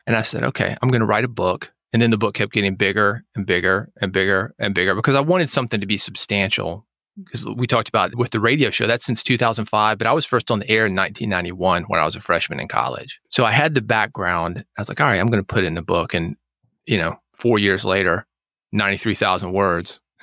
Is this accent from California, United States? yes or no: no; Nashville, Tennessee, United States; I was born in Nashville